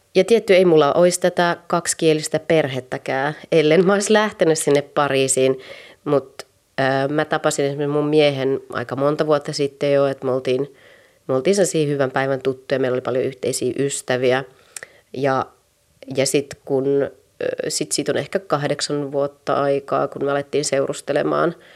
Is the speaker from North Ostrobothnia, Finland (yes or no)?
yes; Raahe, North Ostrobothnia, Finland; moved away as an adult; now in Paris, France; synnyin Raahessa vuonna 1982 ja elin siellä ihan ylioppilaskirjoituksiin asti